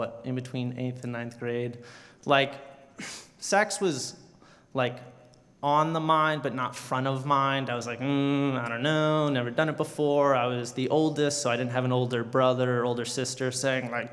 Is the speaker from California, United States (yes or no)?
no; South Carolina, United States; moved away; I grew up in a small town in South Carolina